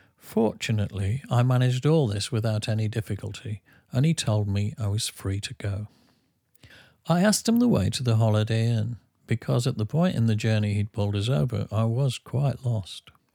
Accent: England, United Kingdom; I'm English

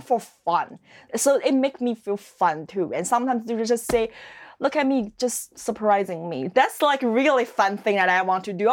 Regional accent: Dalian, Liaoning, China; English is a second language; moved away as an adult; now in Halifax, Canada; My hometown called Dalian. That's a seaside city in the northeast

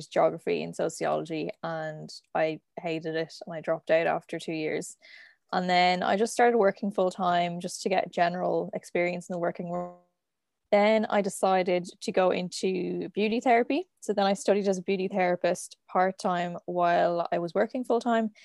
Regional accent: Dublin, Leinster, Ireland; I'm from Dublin

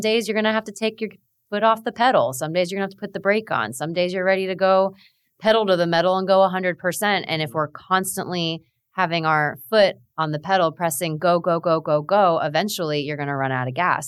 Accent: South Florida, United States; Both of us are born and raised in South Florida

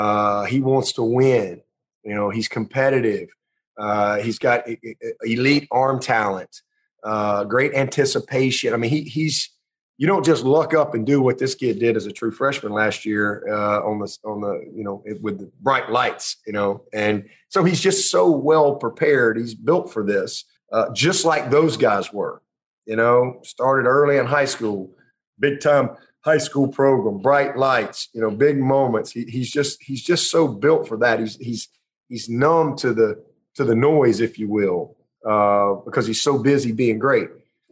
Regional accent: Pelham, Alabama, United States; back to Pelham, Alabama, and have a … football camp. Why can't I? I mean, you know, and support my hometown and so forth.

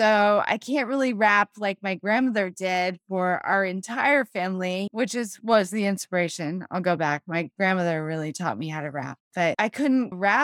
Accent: Los Angeles, California, United States; moved away as an adult; now in San Antonio, United States; I'm from California originally, from Los Angeles.

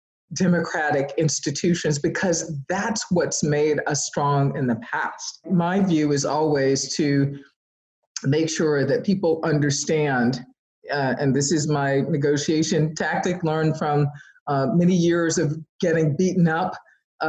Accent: the South, United States; born or raised there

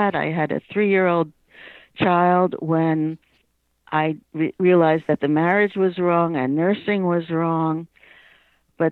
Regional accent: New York City, New York, United States; moved away; I was born, raised, and grew up and lived for 50 years in New York City. But I was raised in Queens

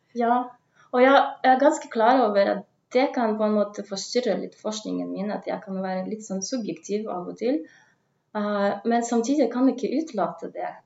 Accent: Russia; Norwegian is a second language; moved away as an adult; also born or lived in Tønsberg, Norway / Oslo, Norway; now in Kristiansand, Norway; jeg kommer jo fra Russland

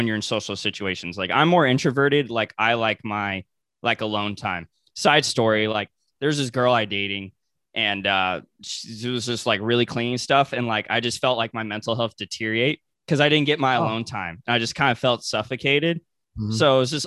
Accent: Ventura County, Southern California, United States; I'm from SoCal. So, like, I'm an hour out of LA. So, I'm from, like, Ventura County

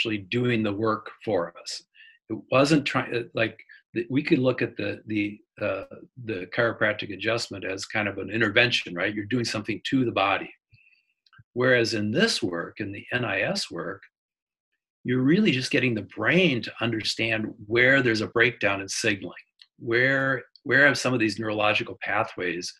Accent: Wisconsin, United States; I grew up in Wisconsin

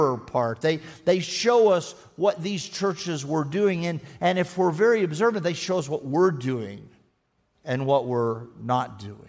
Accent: Texas, United States; I am a Texan, and I don't talk about being a Texan very much

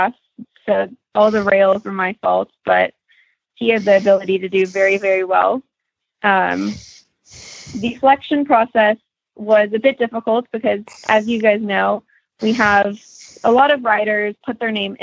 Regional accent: Prosper, Texas, United States; I am from Prosper, Texas

